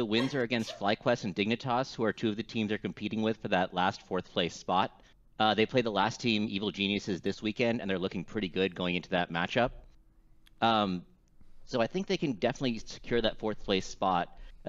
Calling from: San Francisco, California, United States; San Francisco, California.

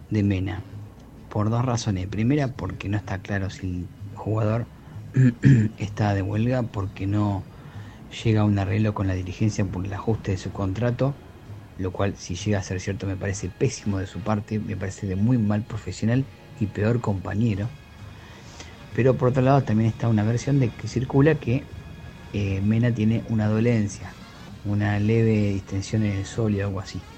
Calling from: Buenos Aires, Argentina; Hola Ramiro y equipo, ¿cómo están? Bueno, ante todo, gracias por estar de vuelta. … de Caballito.

